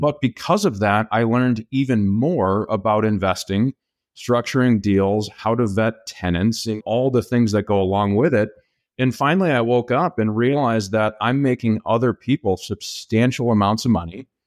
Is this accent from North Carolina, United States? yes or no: no; Minnesota, United States; also born or lived in Kansas; I grew up in Minnesota, went and played college football and got a degree at Kansas State University